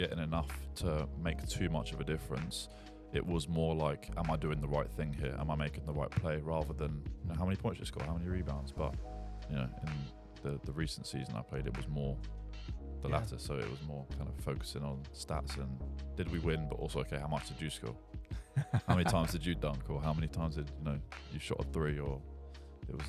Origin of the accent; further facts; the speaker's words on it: Portsmouth, South East England, United Kingdom; I went to my hometown barber in Fawcett Road, in Portsmouth